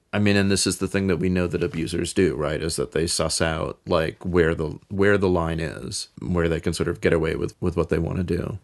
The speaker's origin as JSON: {"language": "English", "town": "New York City", "region": "New York", "country": "United States", "tie": "born or raised there", "also_born_or_lived": "Bay Area, California", "moved": "yes", "said": "I grew up in New York City, on the Upper West Side"}